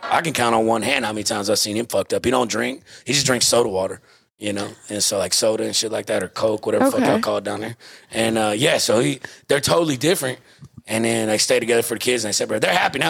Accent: Texas, United States; I'm from a little small village about 2 hours south of Houston.

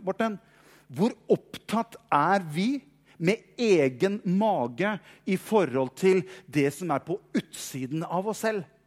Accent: Norway; vi er pastor fra Norge, langt unna

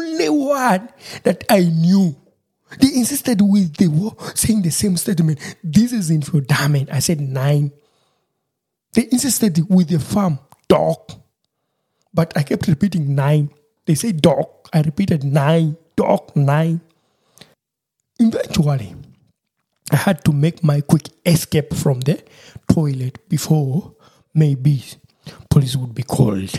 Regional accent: Busoga, Eastern Region, Uganda; first language Lusoga; English is a second language; moved away as an adult; now in Germany; I'm a Musoga, coming from the eastern part of Uganda. We are called it Basoga, so we speak Lusoga

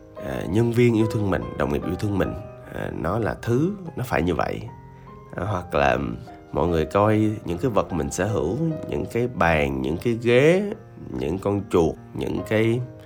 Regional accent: Da Lat, Lam Dong, Vietnam; moved away; tôi dừng làm việc ở quê tôi là ở Đà Lạt

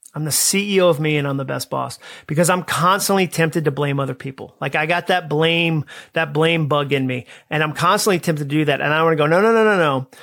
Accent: Massachusetts, United States; moved away as an adult; also born or lived in Alabama; I grew up in Massachusetts

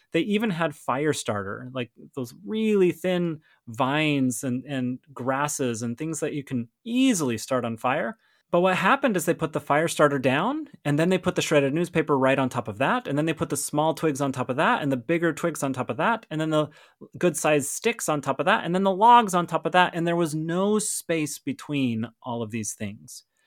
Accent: Montana, United States; I grew up in Montana, for those of you who don't know, and Montana has more cows than people

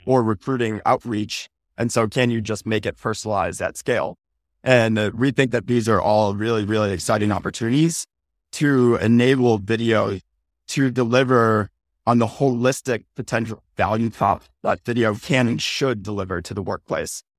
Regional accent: Midwest, United States; moved away as an adult; now in California, United States; Born and raised in the Midwest, hightailed it out to California post-college

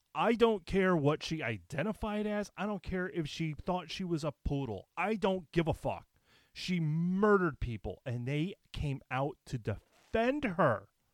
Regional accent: United States; as an American

